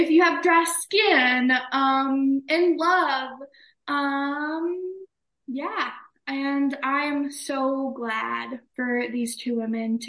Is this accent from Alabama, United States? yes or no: yes; Alabama, United States; I am from Alabama